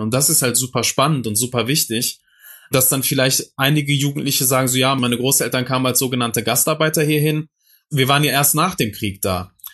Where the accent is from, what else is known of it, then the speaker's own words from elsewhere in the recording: Duisburg, North Rhine-Westphalia, Germany; der Duisburger Norden, wo ich aufgewachsen bin, im Dichterviertel